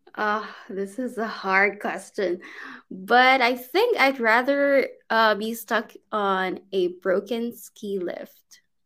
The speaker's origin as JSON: {"language": "English", "country": "Philippines", "also_born_or_lived": "China", "second_language": "English", "moved": "as an adult", "lives_now": "Turkey", "said": "I'm from the Philippines originally, but I'm currently here in Turkey."}